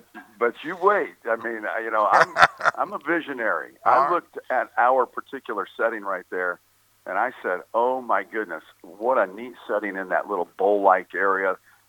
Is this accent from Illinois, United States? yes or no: yes; Illinois, United States; moved away as an adult; I am a kid from the Midwest. I'm from one of the flyover states, Illinois